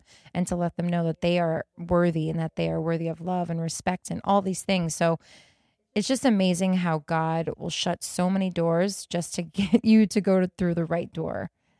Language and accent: English; Las Vegas, Nevada, United States; moved away as an adult; also born or lived in New York; I grew up in Las Vegas. That's where I was. I was in Las Vegas, and I still had some ties in New York because I was actually born in New York.